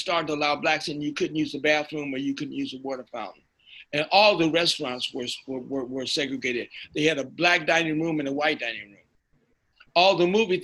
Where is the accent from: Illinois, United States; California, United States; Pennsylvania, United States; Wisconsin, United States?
Illinois, United States; Chicago; moved away as an adult; also born or lived in Los Angeles; now in San Francisco Bay Area, United States; I grew up in Chicago.